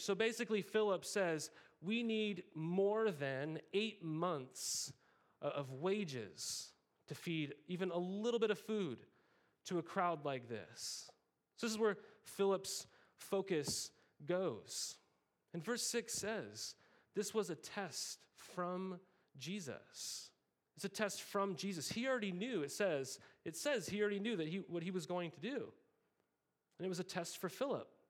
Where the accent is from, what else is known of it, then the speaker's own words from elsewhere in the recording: Montana, United States; as a kid, I grew up in Montana